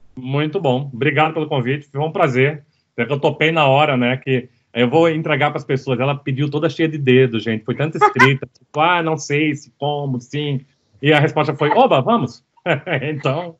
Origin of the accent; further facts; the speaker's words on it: Recife, Pernambuco, Brazil; eu cresci em Recife